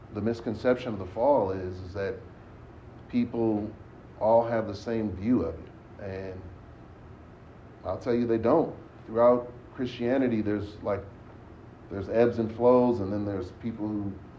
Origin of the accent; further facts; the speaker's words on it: San Francisco, California, United States; I grew up in San Francisco, and my mom would always take us to the symphony